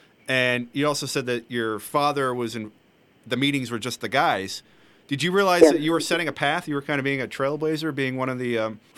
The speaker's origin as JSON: {"language": "English", "region": "Western Pennsylvania", "country": "United States", "tie": "born or raised there", "said": "Like yourself, I'm from Western Pennsylvania. I grew up around the Western Pennsylvania golf scene."}